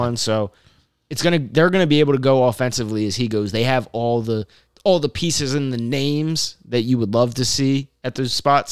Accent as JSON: {"language": "English", "region": "Maryland", "country": "United States", "tie": "born or raised there", "moved": "yes", "said": "growing up in Maryland"}